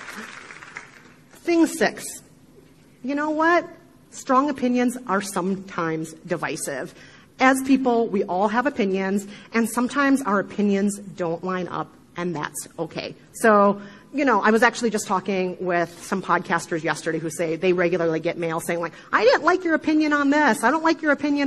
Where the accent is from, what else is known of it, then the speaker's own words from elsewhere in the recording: Midwest, United States; accent: Midwestern; my horrible Midwestern accent